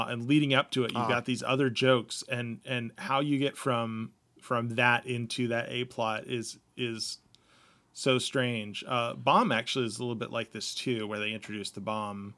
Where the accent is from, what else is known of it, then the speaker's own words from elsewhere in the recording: United States; as an American